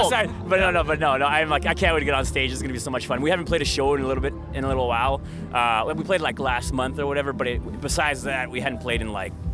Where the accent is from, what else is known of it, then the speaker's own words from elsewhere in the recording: Winnipeg, Manitoba, Canada; I am from St. Boniface, Manitoba.